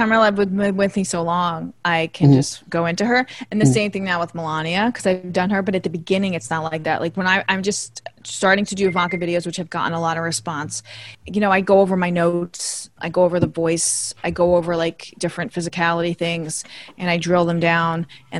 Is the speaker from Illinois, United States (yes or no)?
no; New York, United States; LA, not for me. I like New York. I'm a New Yorker.